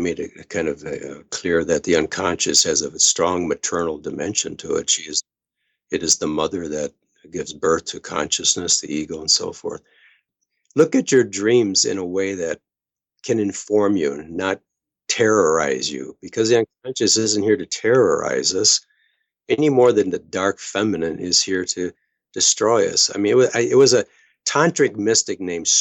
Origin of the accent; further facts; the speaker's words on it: United States; as an American